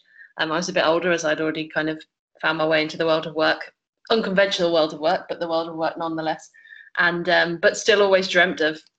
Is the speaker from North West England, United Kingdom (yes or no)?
no; Birmingham, West Midlands, United Kingdom; moved away as an adult; also born or lived in Buckingham; now in Abu Dhabi, United Arab Emirates; I'm originally from Birmingham, but I've been living in Abu Dhabi for the last 7 years